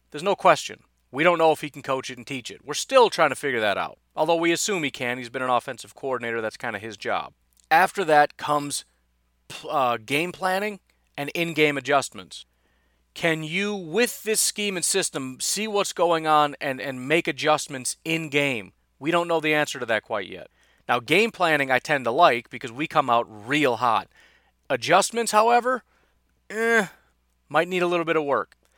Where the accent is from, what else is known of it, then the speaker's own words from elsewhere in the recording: Illinois, United States; now in Wisconsin, United States; growing up in Illinois thinking Bears-Packers was the biggest rivalry in the world